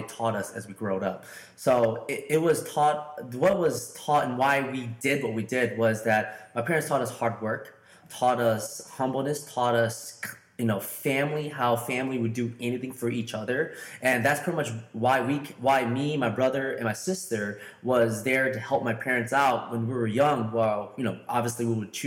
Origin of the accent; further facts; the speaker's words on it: St. Louis, Missouri, United States; I'm from St. Louis, Missouri